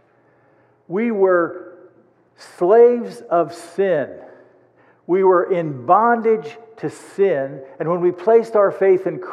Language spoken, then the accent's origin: English; United States; as an American